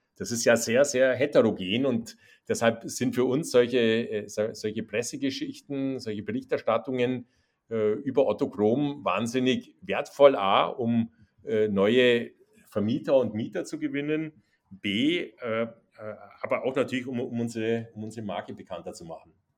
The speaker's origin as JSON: {"language": "German", "region": "Bavaria", "country": "Germany", "accent": "süddeutscher Zungenschlag", "moved": "yes", "lives_now": "Hamburg, Germany", "said": "als Bayer"}